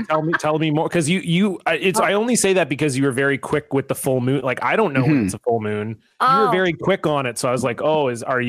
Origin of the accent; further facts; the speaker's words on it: Ontario, Canada; Like I grew up in Ontario.